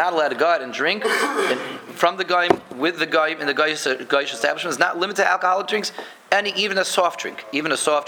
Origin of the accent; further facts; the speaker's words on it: Denver, Colorado, United States; When I was a kid growing up in Denver